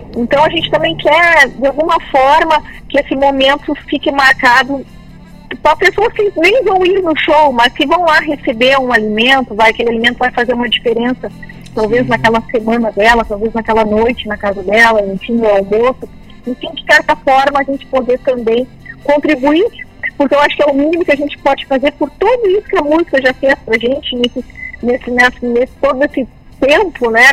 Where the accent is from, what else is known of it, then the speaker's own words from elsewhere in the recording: Guaíba, Rio Grande do Sul, Brazil; now in Butiá, Brazil; da minha cidade natal, Guaíba